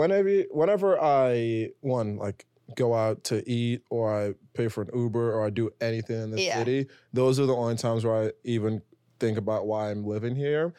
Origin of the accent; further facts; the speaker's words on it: New York City, New York, United States; It was like, we don't want to make it seem like we're laughing at you, but we're just from New York City.